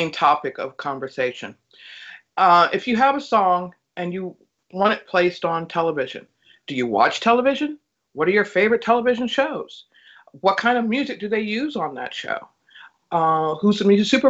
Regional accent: Gary, Indiana, United States; moved away; I'm originally from Gary, Indiana

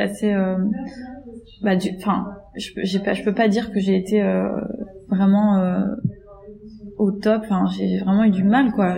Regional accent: Greece; moved away as an adult; now in Paris, France; j'ai grandi, j'ai grandi en Grèce en fait, et mes parents sont encore là-bas

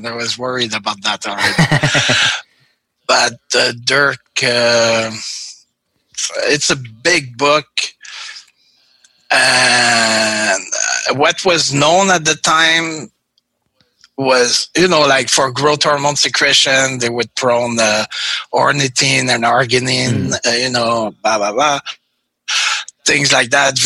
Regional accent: Canada; moved away; also born or lived in Mexicali, Mexico; Being Canadian

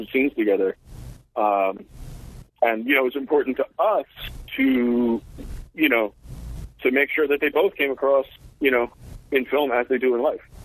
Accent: New York City, New York, United States; I grew up in New York, uh, in New York City

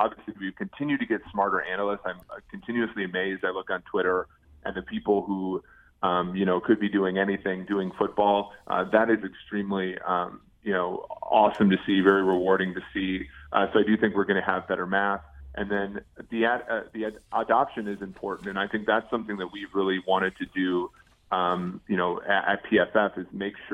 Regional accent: Minnesota, United States; moved away; also born or lived in Nebraska; I grew up in Minnesota, so I grew up a Vikings fan

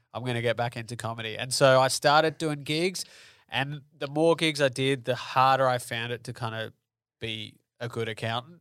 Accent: Melbourne, Victoria, Australia; I'm from Melbourne

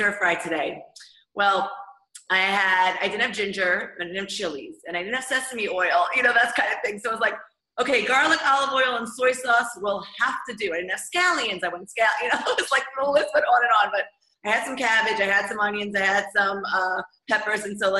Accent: United States; moved away as an adult; now in Israel; I grew up in America.

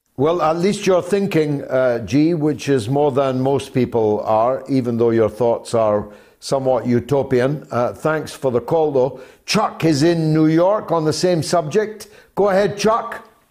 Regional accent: Scotland, United Kingdom; as a Scotsman

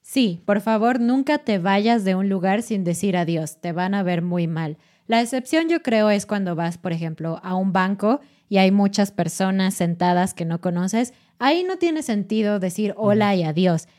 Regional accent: Mexico City, Mexico; en Ciudad de México, que es mi ciudad natal

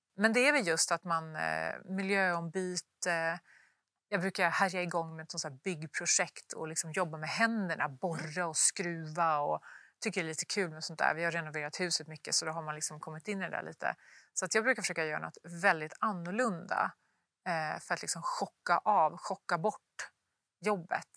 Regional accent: Luleå, Norrbotten County, Sweden; moved away; uppe i Luleå där jag kommer ifrån

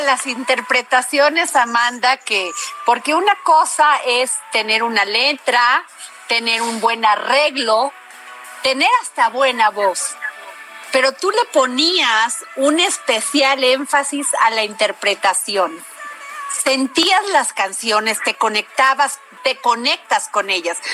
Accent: Veracruz, Mexico; en Veracruz, de donde yo soy

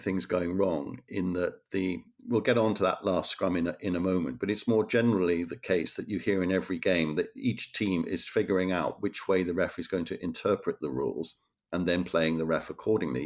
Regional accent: Wales, United Kingdom; growing up in Wales.

